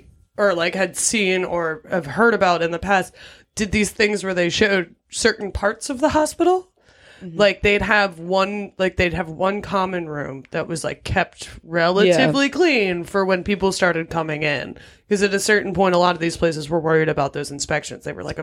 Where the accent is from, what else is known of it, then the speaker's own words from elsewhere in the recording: Philadelphia, Pennsylvania, United States; we're from Philly.